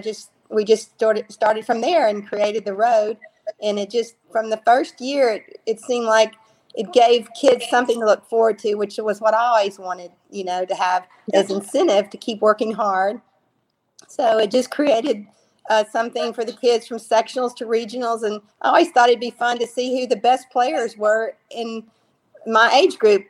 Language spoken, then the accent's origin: English; Shreveport, Louisiana, United States; moved away; also born or lived in Dallas, Texas; we grew up in Shreveport